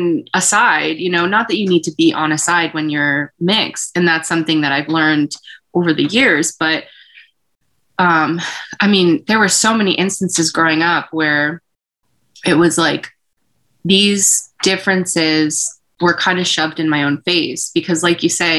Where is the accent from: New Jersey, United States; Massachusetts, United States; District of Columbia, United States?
Massachusetts, United States; we are a Filipino. We're from Massachusetts.